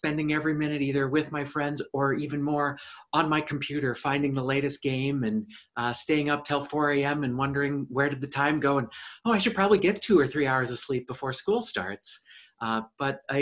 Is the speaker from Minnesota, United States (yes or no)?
yes; suburban Twin Cities, Minnesota, United States; life growing up for me was in suburban Twin Cities, Minnesota